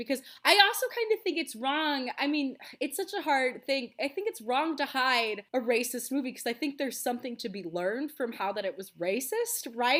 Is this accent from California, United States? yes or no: no; Texas, United States; also born or lived in Rochester, New York; I split time kind of between small town Texas, so like Midland, Odessa, Amarillo, Texas, and then